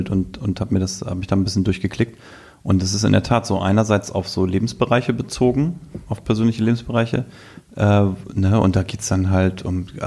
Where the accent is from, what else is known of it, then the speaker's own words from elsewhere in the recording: Selsingen, Lower Saxony, Germany; es geht runter bis in meinen Heimatort.